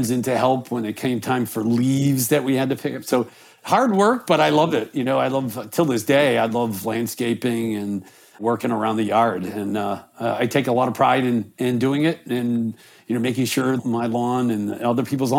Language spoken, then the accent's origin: English; North Attleboro, Massachusetts, United States; I grew up in a town kind of in between Boston and Providence called North Attleboro